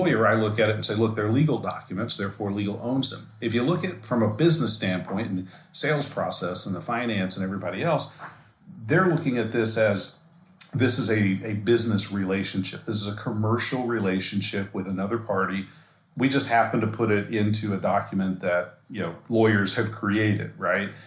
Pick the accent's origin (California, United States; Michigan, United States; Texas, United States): Texas, United States; been born and raised in Texas